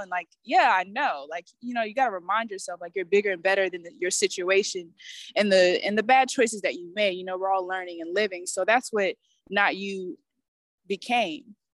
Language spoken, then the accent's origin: English; Atlanta, Georgia, United States; I'm a musician from Atlanta, Georgia